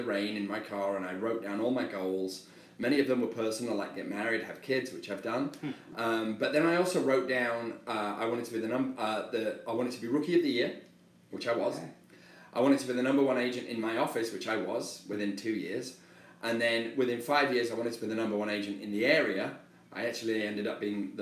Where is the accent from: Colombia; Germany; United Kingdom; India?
United Kingdom; England; accent: British; moved away as an adult; now in United States; I'm English, you know, I had a very, certainly not a privileged background, I had a very rough upbringing